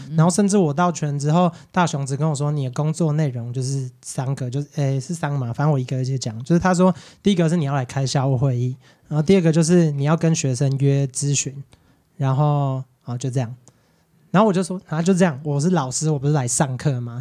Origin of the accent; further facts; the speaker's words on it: Quanren, Miaoli County, Taiwan; also born or lived in United States; 我是全长，那大小孩嘛